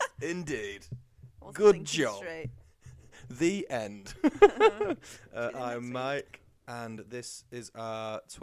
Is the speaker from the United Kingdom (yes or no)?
yes; England, United Kingdom; we're English.